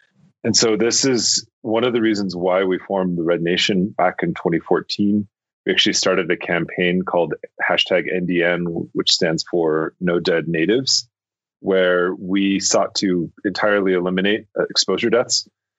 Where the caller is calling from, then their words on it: Albuquerque, New Mexico, United States; I'm calling from Tiwa territory, which is also known as Albuquerque.